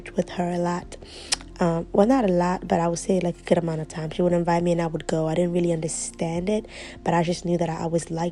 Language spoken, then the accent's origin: English; Guinea; also born or lived in Ivory Coast; now in Maryland, United States; I am from Guinea, West Africa. I was born in Ivory Coast, but I grew up in Guinea. I live in Maryland now, in the United States.